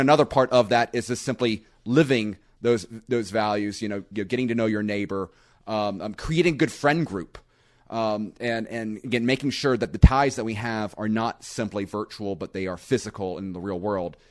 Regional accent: Panama City Beach, Florida, United States; where I live in Panama City Beach

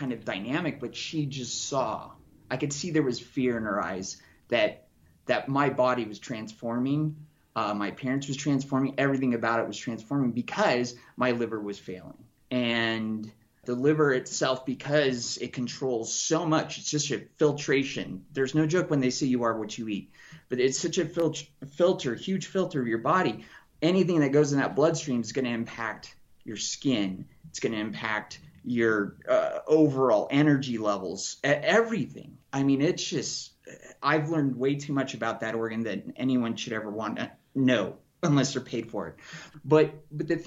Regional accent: Casper, Wyoming, United States; moved away as an adult; also born or lived in Denver, Colorado / Portland, Oregon; now in Colorado, United States; I was born and raised in Wyoming, Casper, Wyoming

